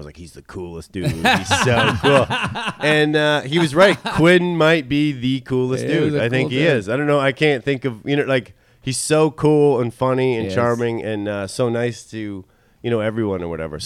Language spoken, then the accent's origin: English; a little city outside of Toronto, Ontario, Canada; also born or lived in Vancouver; now in New York, United States; I grew up in a little city outside of Toronto, and then my whole family moved to Vancouver